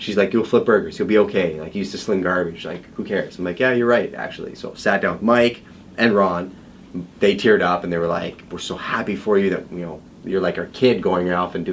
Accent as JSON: {"language": "English", "town": "Montreal", "region": "Quebec", "country": "Canada", "tie": "born or raised there", "also_born_or_lived": "London, Ontario", "moved": "as an adult", "said": "I came from Montreal, so I was born and raised in Montreal"}